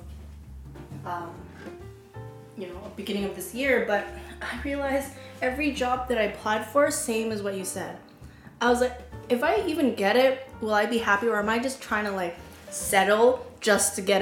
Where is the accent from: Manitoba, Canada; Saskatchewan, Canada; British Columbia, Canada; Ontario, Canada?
British Columbia, Canada; Vancouver; now in Toronto, Canada; I was born and raised in Vancouver